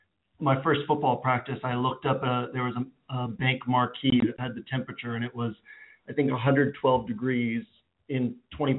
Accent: Boston, Massachusetts, United States; now in Tulsa, United States; I grew up in Boston

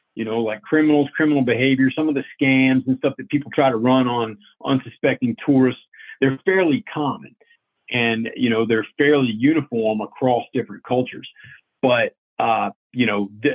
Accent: Virginia, United States; now I'm just back home in Virginia writing books and working on my little farm here

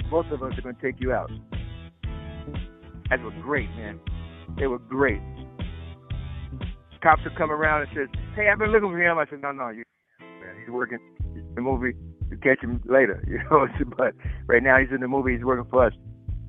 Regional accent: Gary, Indiana, United States; I'm from Gary

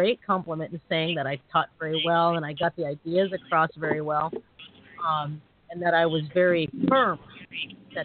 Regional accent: United States; I was born here, you know, as Asian American

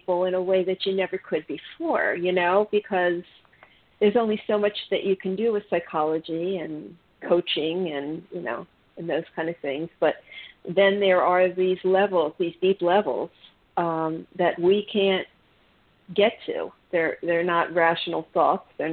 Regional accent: Maryland, United States; moved away as an adult; now in South Florida, United States; I'm originally from the Mideast, so from Maryland. So I lived in the cold for 47 years.

